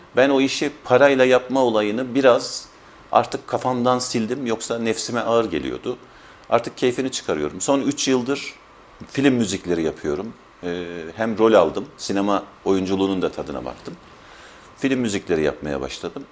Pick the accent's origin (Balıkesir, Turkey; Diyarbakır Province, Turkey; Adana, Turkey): Balıkesir, Turkey; Şamlı; 14.03.1968 yılında Balıkesir'in Şamlı kasabasında dünyaya geldim.